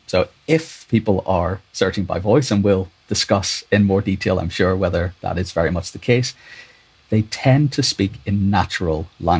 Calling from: London, United Kingdom; In London, yeah.

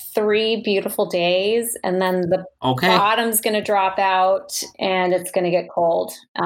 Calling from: Minnesota, United States; I am just outside of Minneapolis, so the Twin Cities area.

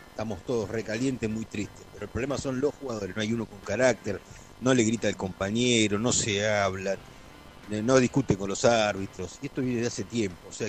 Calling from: Mar del Plata, Buenos Aires Province, Argentina; Hola cartones … de Mar de Plata.

